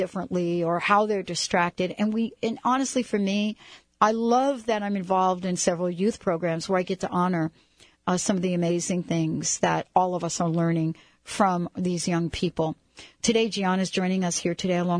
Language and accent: English; United States; also born or lived in New York / New Jersey; now in Seattle, United States; I grew up in New York and New Jersey